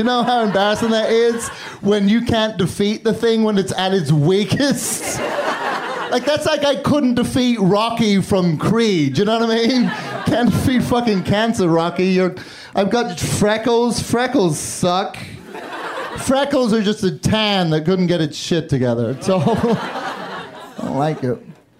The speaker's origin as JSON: {"language": "English", "region": "Northern Ireland", "country": "United Kingdom", "tie": "born or raised there", "also_born_or_lived": "London", "lives_now": "Chicago, United States", "said": "I live in Chicago, but I grew up in Northern Ireland and London, so now I have this stupid fucking accent."}